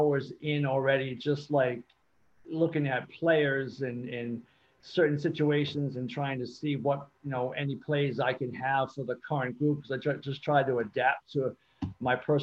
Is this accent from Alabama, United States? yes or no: no; Newport, Rhode Island, United States; also born or lived in Cape Cod, Massachusetts / Middletown, Rhode Island; I grew up in Newport until about fourth or fifth grade. Moved to Cape Cod